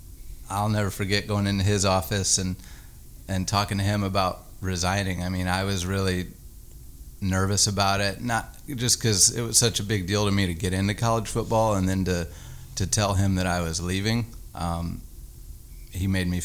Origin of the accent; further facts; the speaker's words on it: Indiana, United States; moved away as an adult; also born or lived in Arkansas; I'm from Indiana. All my family's there, and it's just home to me